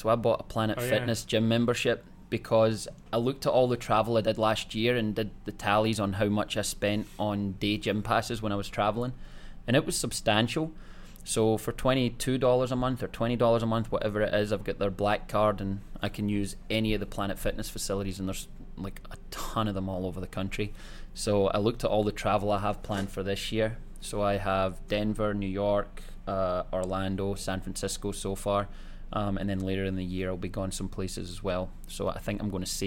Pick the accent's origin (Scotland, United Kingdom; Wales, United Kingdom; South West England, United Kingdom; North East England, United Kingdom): Scotland, United Kingdom; now in Spokane, United States; born and raised in Scotland with me, so we grew up playing basketball together